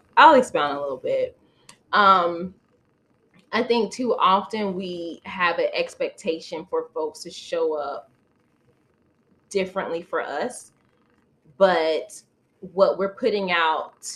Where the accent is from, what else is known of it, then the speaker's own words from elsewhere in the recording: Florida, United States; That's exactly where I grew up, in the South, Florida